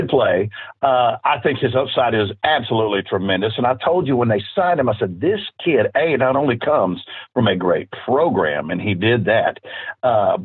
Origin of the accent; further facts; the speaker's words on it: Deer Park, Texas, United States; my hometown, Deer Park